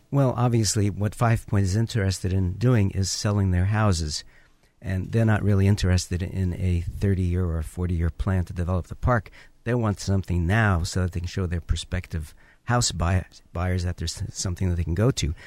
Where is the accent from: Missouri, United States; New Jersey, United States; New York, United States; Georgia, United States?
New York, United States; New York City; now in Orange County, United States; where I grew up in the Bronx